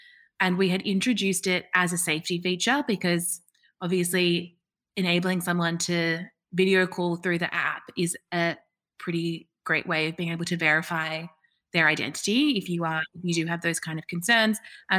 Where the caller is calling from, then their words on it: Sydney, New South Wales, Australia; I'm streaming in from Sydney.